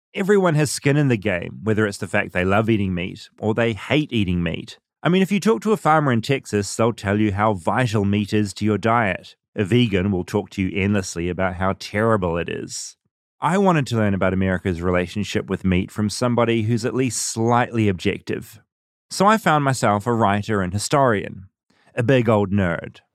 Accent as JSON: {"language": "English", "country": "New Zealand", "moved": "yes", "lives_now": "United States"}